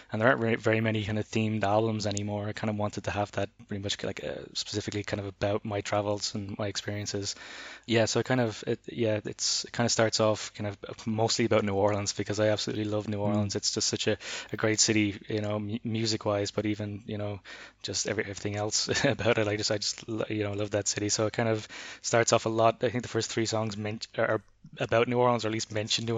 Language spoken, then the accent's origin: English; Ireland; moved away; also born or lived in Berlin; growing up in Ireland